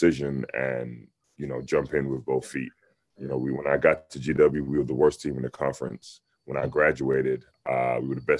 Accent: London, United Kingdom; moved away; North London

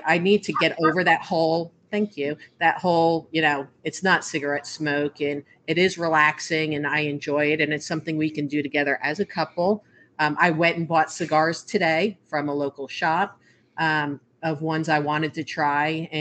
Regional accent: New Jersey, United States; I'm from New Jersey

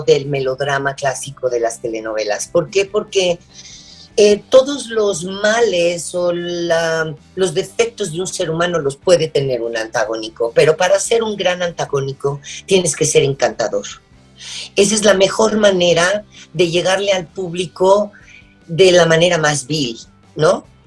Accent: Mexico; soy mexicana

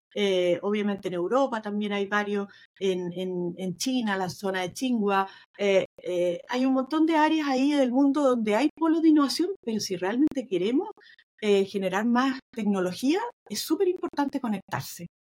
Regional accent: Chile; now in Boston, United States; una típica cosa que a todos los chilenos nos cuesta mucho. Muchos de nosotros entendemos súper bien el inglés

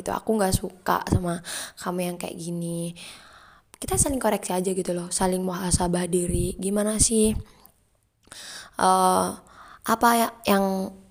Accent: Tuban, East Java, Indonesia; karena culture-nya itu dari aku Jawa Timur ya walaupun sama Jawa Timur aku dari Tuban teman aku banyakkan dari Surabaya

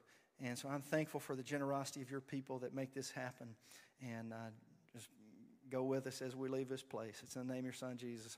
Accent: Hohenwald, Tennessee, United States; moved away; That's my hometown too, Hornwald.

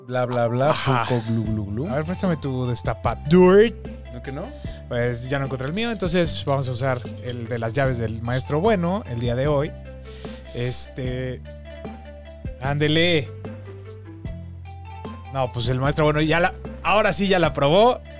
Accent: Mexico City, Mexico; Somos tres amigos chilangos con una enorme pasión en común, el chupe.

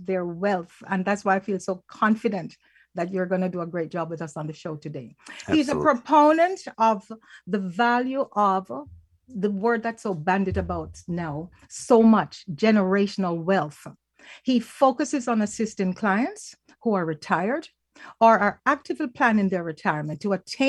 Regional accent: Falmouth, Trelawny, Jamaica; now in Canada; we hail from Falmouth in Jamaica, and our families go way back

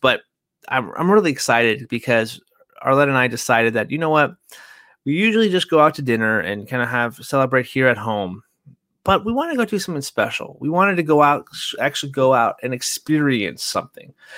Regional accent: California, United States; now in Washington State, United States; I grew up in California, and I moved up into Washington State in nineteen ninety-nine

